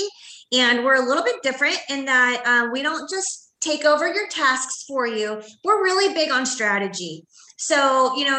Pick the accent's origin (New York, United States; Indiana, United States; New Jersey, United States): Indiana, United States; I'm from Indiana, and I think bowling is maybe an Indiana thing